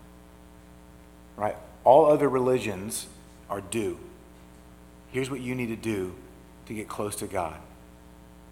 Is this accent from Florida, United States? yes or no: yes; Orlando, Florida, United States; now in Memphis, United States; I grew up in Orlando, and Orlando was a little cow town before Walt Disney World came